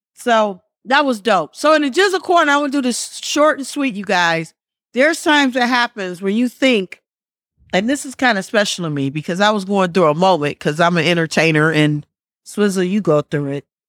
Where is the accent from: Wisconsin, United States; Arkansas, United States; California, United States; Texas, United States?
Wisconsin, United States; moved away; I'm from Wisconsin